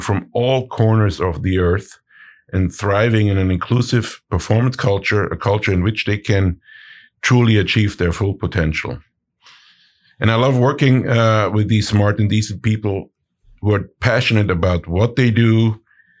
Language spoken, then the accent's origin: English; Innsbruck, Tyrol, Austria; moved away; So both my wife and I, we hail from Innsbruck in Austria. So we grew up in the middle of the Austrian Alps